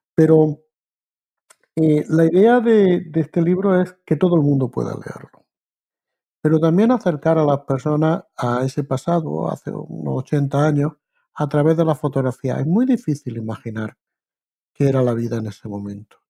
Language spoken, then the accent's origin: Spanish; Spain; moved away as an adult; also born or lived in Granada; now in Canada; yo soy español de origen